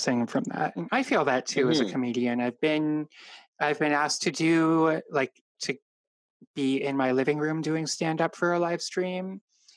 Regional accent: Sudbury, Ontario, Canada; now in Toronto, Canada; we're from Sudbury, so like Northern Ontario

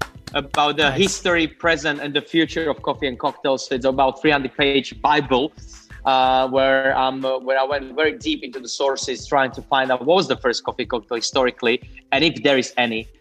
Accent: Slovakia; moved away as an adult; now in Australia; I'm coming from very small town and humble family backgrounds. I'm coming from Slovakia, so Central East Europe

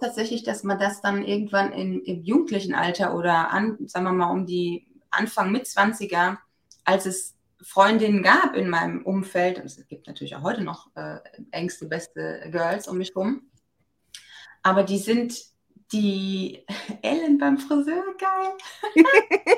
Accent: Germany; Ich bin ja aus dem Westerwald, wie man ab und zu vielleicht auch nochmal hört

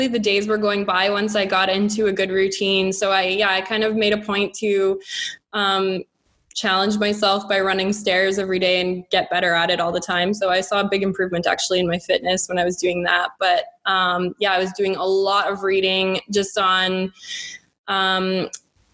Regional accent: Calgary, Alberta, Canada; moved away as an adult; also born or lived in Lethbridge, Canada; now in Dubai, United Arab Emirates; I've always grown up in Alberta. I've never left Alberta.

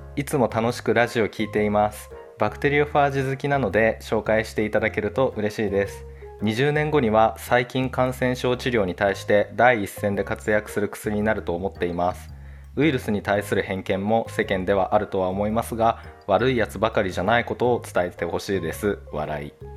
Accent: Chubu, Japan; now in Kanto, Japan; 東北っていうか、中部の方出身

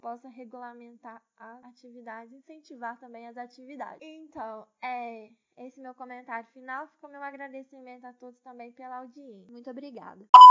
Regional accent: Brazil; nós, enquanto brasileiros

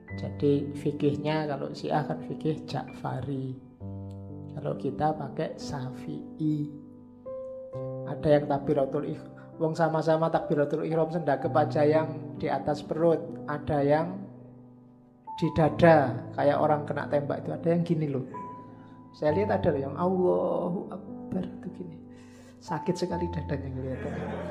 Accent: Indonesia; saya dari Indonesia

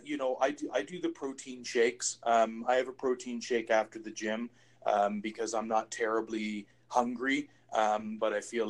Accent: East Coast, United States; I'm from the East Coast. Yep. We eat rabbit.

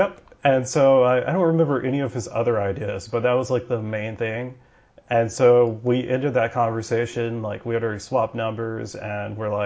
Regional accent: Georgia, United States; I'm from Georgia

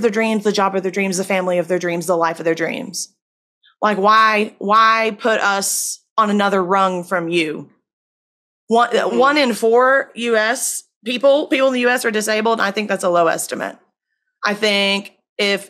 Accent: Virginia, United States; in my home state of Virginia

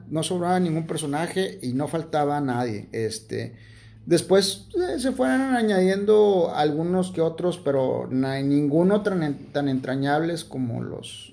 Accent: Monterrey, Nuevo León, Mexico; aquí en Monterrey como, como buenos... Como buenos regios

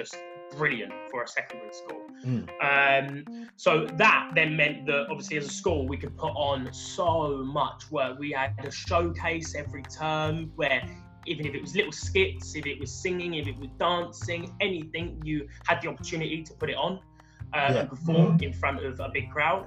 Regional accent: London, United Kingdom; I grew up in the London borough of Bromley

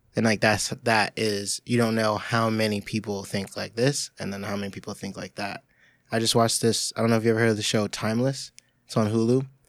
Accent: New York, United States

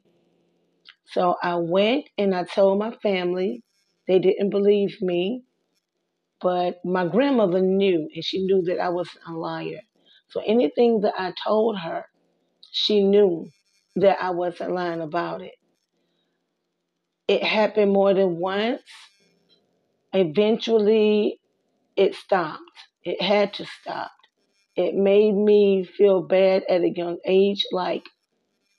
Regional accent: South Carolina, United States; I was born in South Carolina, one sister

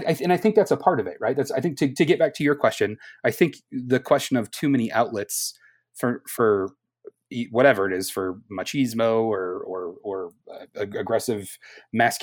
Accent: Denver, Colorado, United States; moved away; I'm originally from Denver

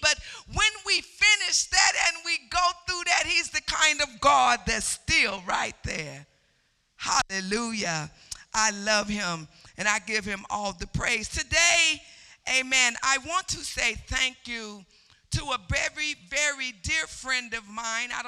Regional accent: Chicago, Illinois, United States; born there; I was born in Chicago, but I was raised in the country. So, no, in the country, you go out in the streets and you can make all the noise you want

